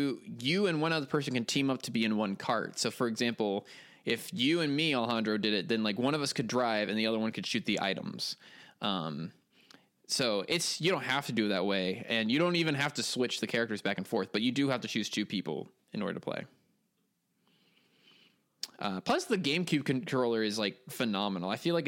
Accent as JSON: {"language": "English", "country": "United States", "lives_now": "France", "said": "I'm in France screaming the word banjo over and over again."}